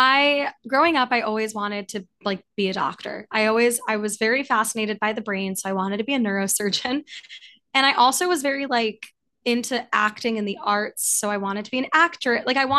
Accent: New York City, New York, United States; moved away as an adult; also born or lived in St. Louis, Missouri; I grew up in New York City and went to school for the Midwest, went to Washington University in St. Louis.

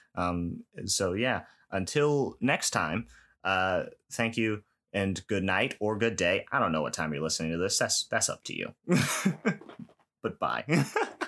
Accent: New York, United States; I grew up in New York

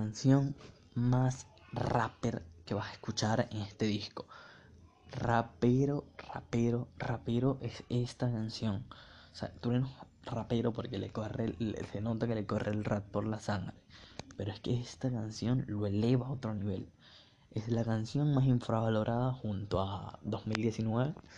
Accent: Venezuela; Yo como venezolano me, gusta mucho el reggaetón, porque crecí en el Caribe

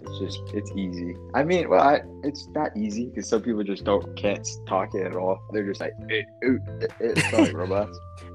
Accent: Belize; first language Belizean Creole

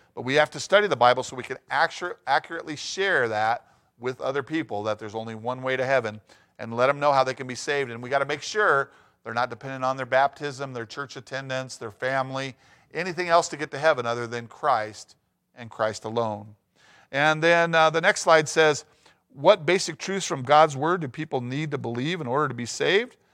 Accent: Prescott, Arizona, United States; my hometown of Prescott, Arizona

